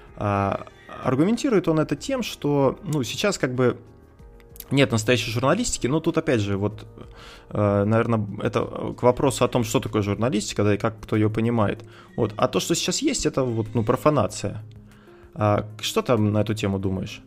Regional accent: Kursk, Kursk Oblast, Russia; мы с тобой из Курска

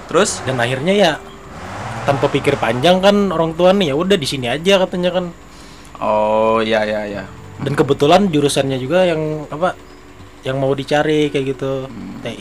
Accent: Pagatan, South Kalimantan, Indonesia; now in Banjarbaru, Indonesia; uh, saya lahir 22 April 1995 di Pagatan Tanah Bumbu oke okay. nah, dan saya asli orang Tanah Bumbu

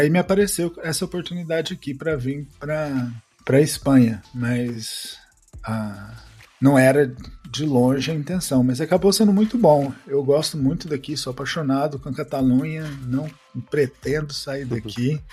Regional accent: São Paulo, Brazil; moved away as an adult; also born or lived in Uberlândia, Brazil; now in Barcelona, Spain; Eu sou de São Paulo, mas então eu passei uma grande parte da minha carreira em Uberlândia também

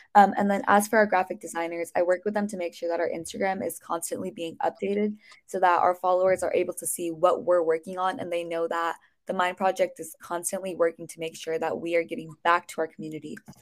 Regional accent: Bay Area, California, United States; I'm a junior from the Bay Area in California

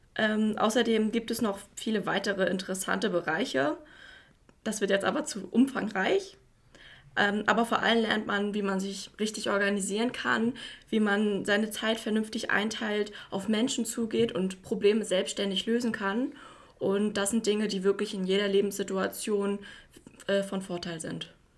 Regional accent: Güstrow, Mecklenburg-Vorpommern, Germany; Ich komme aus Güstrow und habe auch hier am John Brickmann Gymnasium mein Abitur 2017 absolviert

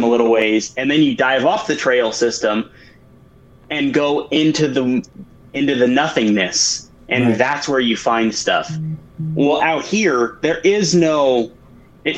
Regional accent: Wyoming, United States; moved away as an adult; now in Oregon, United States; growing up in Wyoming

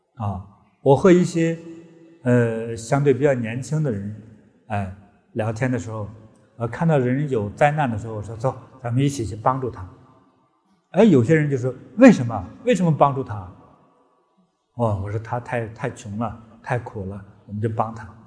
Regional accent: China; 在中国，我的祖国

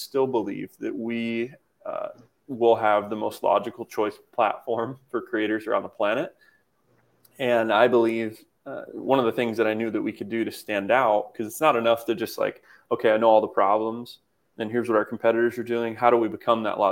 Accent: Kokomo, Indiana, United States; moved away; I moved back to my hometown of Indiana, to where I'm at now, Kokomo

